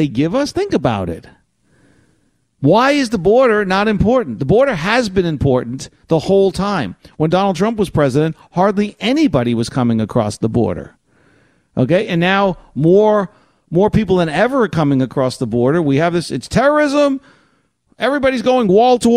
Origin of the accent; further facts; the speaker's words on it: New York City, New York, United States; moved away; I grew up in the Bronx